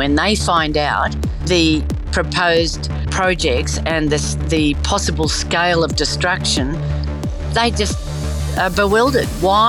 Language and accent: English; New South Wales, Australia; now in Gunnedah, Australia; Okay, well, I grew up on the Liverpool Plains. My family lived near Crindai, but I went to university and worked in different places around the world in journalism. And I married and came back to live outside Gunnedah.